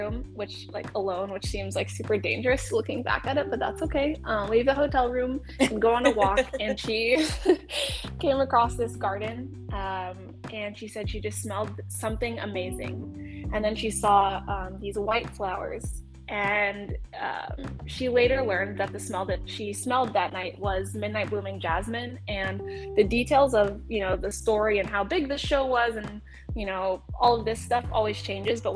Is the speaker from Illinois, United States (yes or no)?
no; Ohio, United States; we're from Ohio